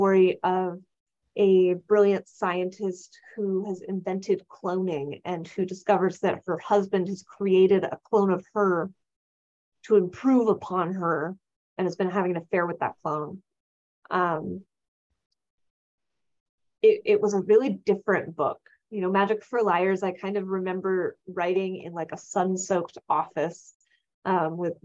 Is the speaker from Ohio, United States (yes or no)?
no; California, United States; And I'm from California. I've went to public schools in California, which is its own experience